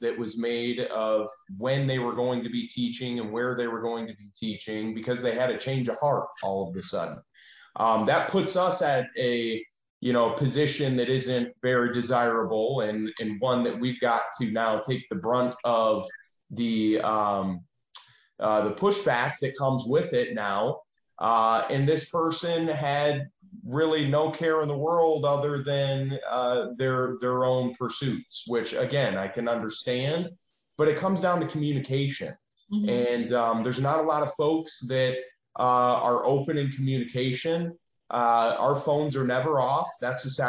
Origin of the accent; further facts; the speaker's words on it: Michigan, United States; moved away as an adult; now in Tennessee, United States; we're not from Tennessee. We're from Michigan, and we moved here